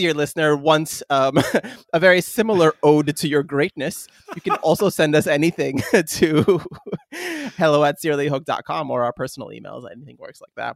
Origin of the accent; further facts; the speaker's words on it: Northeast US East Coast, United States; moved away as an adult; also born or lived in Germany; now in Japan; growing up in the East Coast in the Northeast